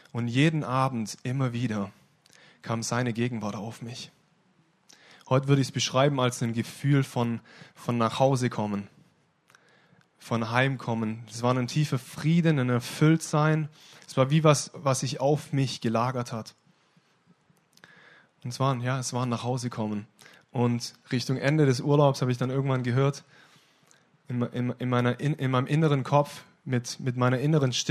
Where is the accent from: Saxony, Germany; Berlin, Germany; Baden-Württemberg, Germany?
Baden-Württemberg, Germany; Ostfildern; also born or lived in Stuttgart; Ich bin in Ostfildern-Scharnhausen geboren, besser in Stuttgart geboren, aber in Ostfildern-Scharnhausen aufgewachsen.